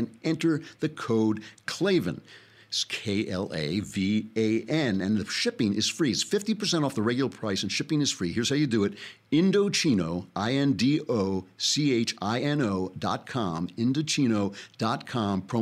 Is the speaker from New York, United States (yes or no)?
yes; New York, United States; now in Los Angeles, United States; I grew up in New York.